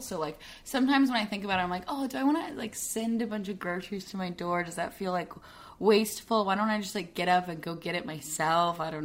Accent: Arkansas, United States; I am from Arkansas

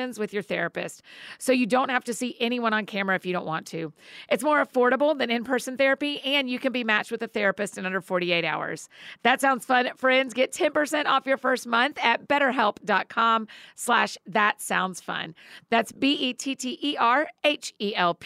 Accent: Marietta, Georgia, United States; my hometown of Marietta, Georgia

